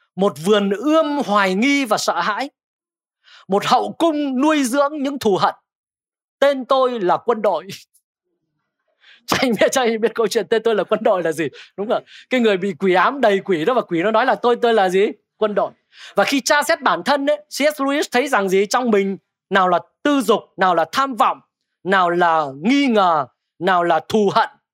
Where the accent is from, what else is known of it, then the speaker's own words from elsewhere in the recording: Thái Bình, Vietnam; now in Hanoi, Vietnam; quê tôi ở Thái Bình